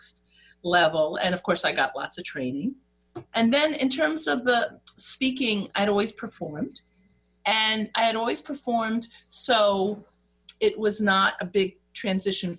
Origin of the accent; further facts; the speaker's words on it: New York, United States; I'm from New York, so we speak twice as fast